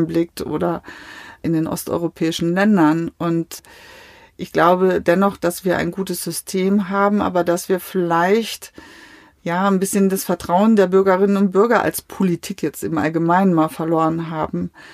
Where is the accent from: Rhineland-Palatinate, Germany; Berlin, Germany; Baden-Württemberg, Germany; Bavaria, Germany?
Rhineland-Palatinate, Germany; Mainz; also born or lived in Sassenberg, North Rhine-Westphalia; das meine Heimatstadt ist